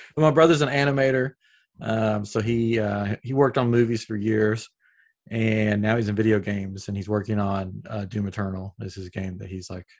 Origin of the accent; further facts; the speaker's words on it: Upper East Tennessee, United States; accent: Southern; now in Houston, United States; I'm originally from Tennessee, but I'm in Texas now